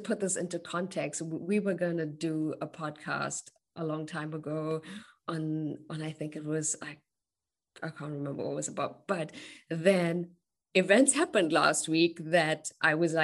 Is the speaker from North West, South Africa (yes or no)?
no; Durban, KwaZulu-Natal, South Africa; now in Germany; I grew up in Reservoir Hills. So I know this area